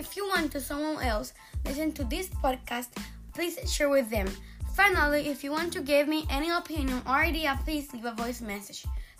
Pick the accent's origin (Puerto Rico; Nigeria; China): Puerto Rico; English is a second language; I have 12 years old and I am from Puerto Rico.